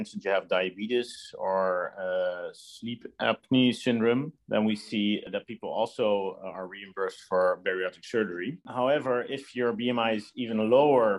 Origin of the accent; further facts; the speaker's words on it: Netherlands; moved away as an adult; also born or lived in Los Angeles, United States; now in Belgium; I'm originally from the Netherlands, where I was trained as well